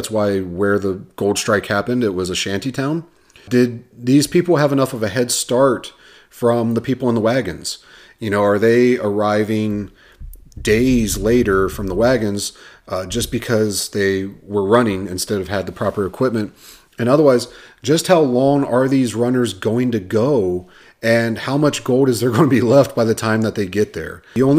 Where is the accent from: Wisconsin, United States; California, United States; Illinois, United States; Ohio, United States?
Ohio, United States; now in Arizona, United States; So those that don't know me, me and my family, we are transplants from Ohio out here to Arizona.